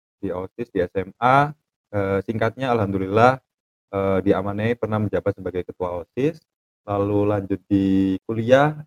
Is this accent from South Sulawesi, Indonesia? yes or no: no; Malang, East Java, Indonesia; Asalnya dari Malang.